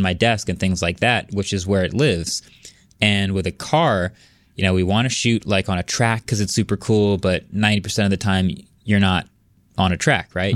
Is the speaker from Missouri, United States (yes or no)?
no; New Jersey, United States; I was born and raised in Jersey